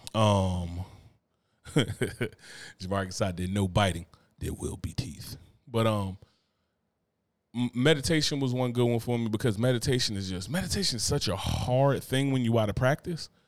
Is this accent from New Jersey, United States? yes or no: yes; Newark, New Jersey, United States; I'm from Newark, you know what I'm saying? I'm from Brick City